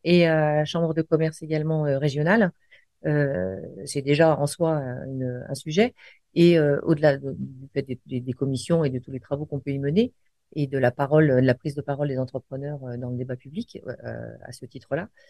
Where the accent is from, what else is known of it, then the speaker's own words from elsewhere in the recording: Lyon, Auvergne-Rhône-Alpes, France; je suis lyonnaise et fière de l'être